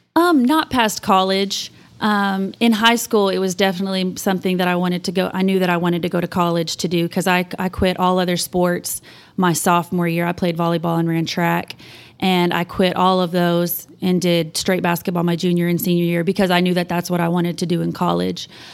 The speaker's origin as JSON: {"language": "English", "town": "Canyon", "region": "Texas", "country": "United States", "tie": "born or raised there", "also_born_or_lived": "Amarillo, Texas / Plainview, Texas", "said": "I was born here, but I was raised in Canyon"}